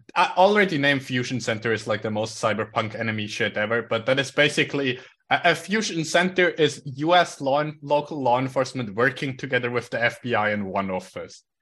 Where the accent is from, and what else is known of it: Switzerland